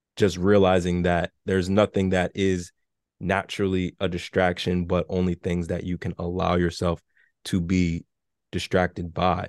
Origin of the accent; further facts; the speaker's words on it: New York City, New York, United States; I'm from New York City, so I remember taking the train as a kid to, to school, so I grew up in the Bronx